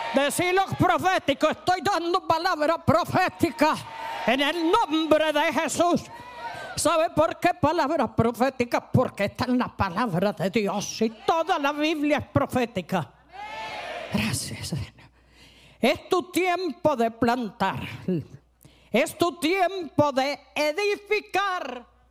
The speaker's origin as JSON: {"language": "Spanish", "town": "Cali", "region": "Valle del Cauca", "country": "Colombia", "said": "yo no soy costeña, soy caleña"}